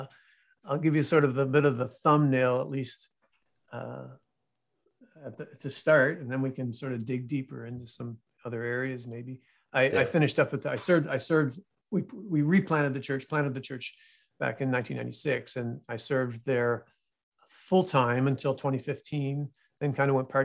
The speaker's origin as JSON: {"language": "English", "town": "Apohaqui", "region": "New Brunswick", "country": "Canada", "tie": "born or raised there", "also_born_or_lived": "Saint John, New Brunswick / Dartmouth, Nova Scotia", "said": "Apohaqui was the home, the little village that I grew up in. We moved here when I was 12 and from St. John"}